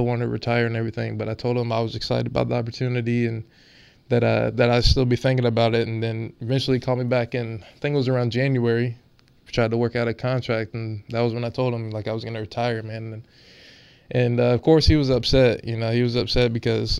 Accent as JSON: {"language": "English", "town": "Charleston", "region": "South Carolina", "country": "United States", "moved": "yes", "lives_now": "Wilmington, United States", "said": "I'm from Charleston, South Carolina"}